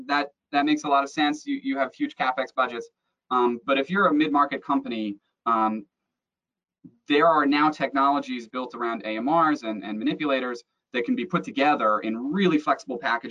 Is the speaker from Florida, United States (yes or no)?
yes; South Florida, United States; I grew up in South Florida, which has great diving.